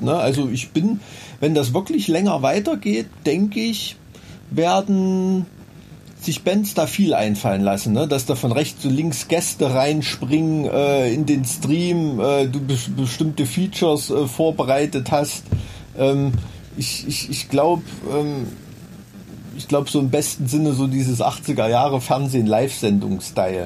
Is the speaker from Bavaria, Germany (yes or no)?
no; Blankenhain, Thuringia, Germany; now in Weimar, Germany; Ich komme eigentlich aus Blankenhain